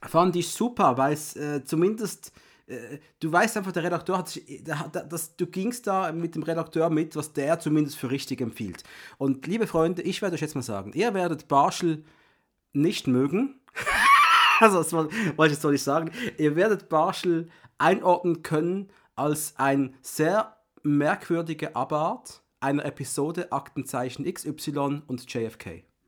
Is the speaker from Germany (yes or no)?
no; Switzerland; ich bin Schweizer